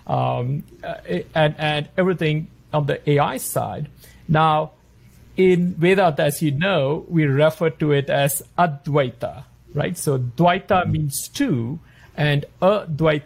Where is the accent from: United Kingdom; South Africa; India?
India; moved away; also born or lived in Australia; growing up in India